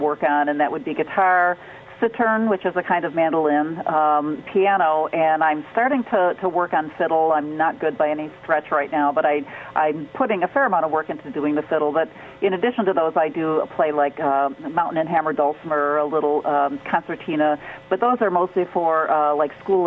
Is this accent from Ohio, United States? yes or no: no; Michigan, United States; also born or lived in Detroit